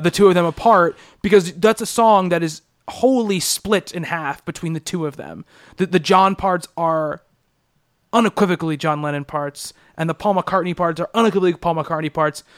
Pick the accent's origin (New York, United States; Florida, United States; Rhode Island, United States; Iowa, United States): New York, United States; Long Island; growing up on Long Island